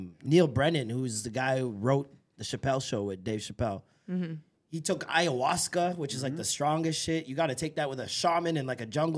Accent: Edmonton, Alberta, Canada; Yo, we're Edmonton, fam.

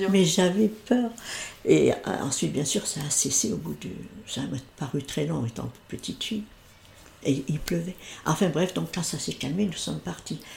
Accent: Sarthe, Pays de la Loire, France; je suis née dans la Sarthe

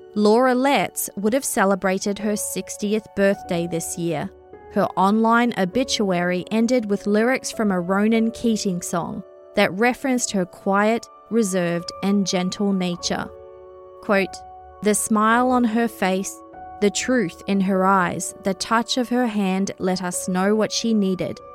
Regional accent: New Zealand; moved away; also born or lived in Australia; I grew up in New Zealand

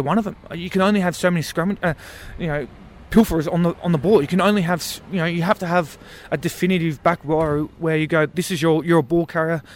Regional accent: England, United Kingdom; as English fans

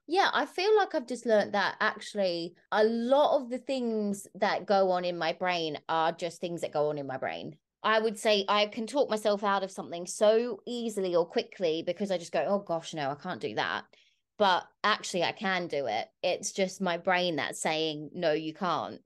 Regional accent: Bunbury, Western Australia, Australia; my hometown of Bunbury

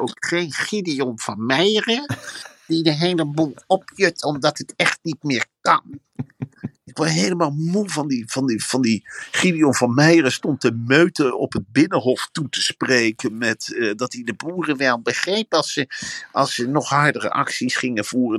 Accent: Veluwe, Gelderland, Netherlands; Ik kom uit de Veluwe

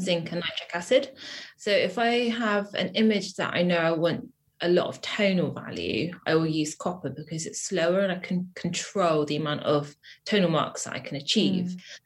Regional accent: Wiltshire, South West England, United Kingdom; moved away as an adult; now in Bristol, United Kingdom; I grew up in Wiltshire, which is like a kind of like a small town in the countryside

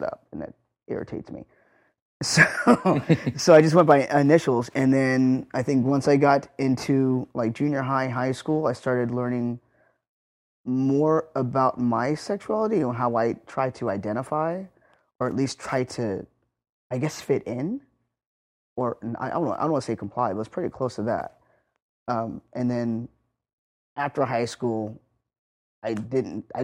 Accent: North Highlands, California, United States; I grew up in North Highlands, which is probably about 10 miles away from where we are right now

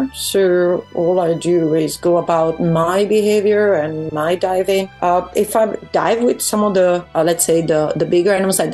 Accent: Verona, Veneto, Italy; moved away; I come from Verona

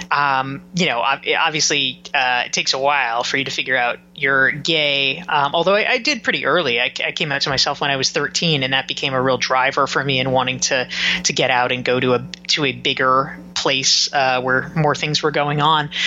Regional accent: Pinehurst, North Carolina, United States; I grew up in Pinehurst, North Carolina, which is a very small town uh, south of the Triangle, and uh, it it is known as the golf capital of the world.

